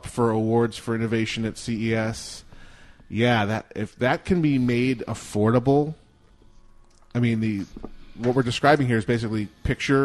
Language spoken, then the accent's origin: English; Arizona, United States; we are from one of the gun-totenist states in the Union.